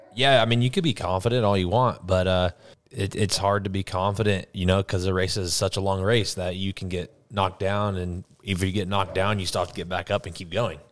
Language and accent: English; United States; as an American